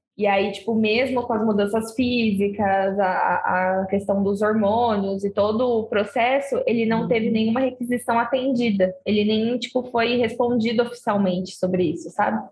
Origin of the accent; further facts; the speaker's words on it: Osasco, São Paulo, Brazil; moved away; eu morava lá no meu país, né, Osasco, eu era uma jovem criança